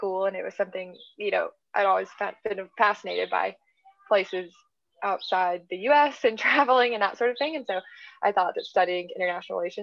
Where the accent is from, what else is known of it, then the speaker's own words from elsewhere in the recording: Tennessee, United States; moved away; I'm from Tennessee. I'm from the South